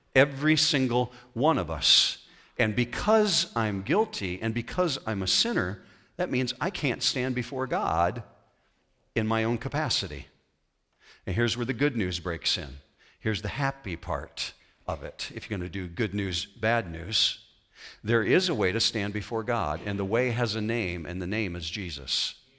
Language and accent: English; west coast of Michigan, United States; I grew up on the west coast of Michigan. I grew up on Lake Michigan shoreline